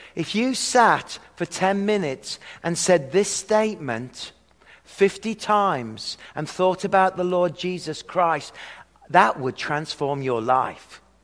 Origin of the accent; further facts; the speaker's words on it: hometown of Robert Plant, West Midlands, United Kingdom; moved away; I come from the hometown of the lead singer of the band …, …